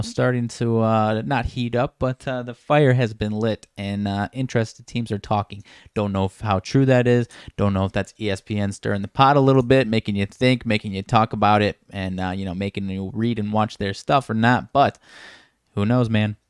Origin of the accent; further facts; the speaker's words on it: Rockford, Illinois, United States; one of my guys from my hometown area, Fred Van Fleet